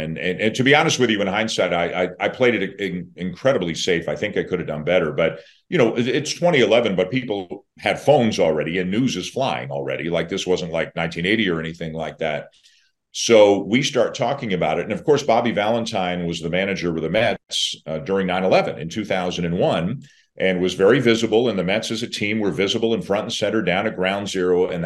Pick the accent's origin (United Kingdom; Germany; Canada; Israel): Canada; I'm Canadian